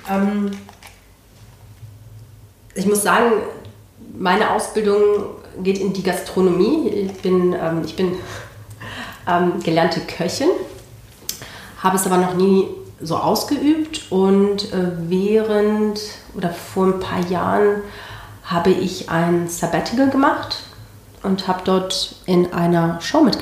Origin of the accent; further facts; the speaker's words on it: Barcelona, Catalonia, Spain; born there; geboren bin ich in Barcelona. Ähm, meine beiden Großeltern sind nach Spanien emigriert, einer aus Indien und der andere aus ähm, Bolivien und haben beide äh, spanische Frauen geheiratet.